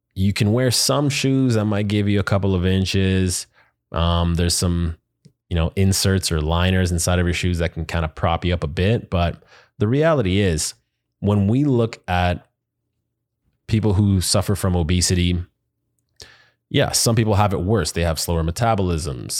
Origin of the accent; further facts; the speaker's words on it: Canada; now in United States; as a Canadian in the U S